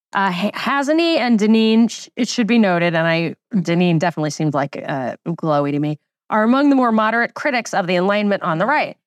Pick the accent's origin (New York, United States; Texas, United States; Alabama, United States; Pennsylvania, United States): New York, United States; I grew up in New York in the most Jewish county